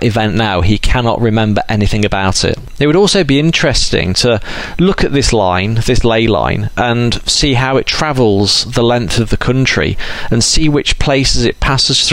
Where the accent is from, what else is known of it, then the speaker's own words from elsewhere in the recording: Derbyshire, East Midlands, United Kingdom; I'm from Derbyshire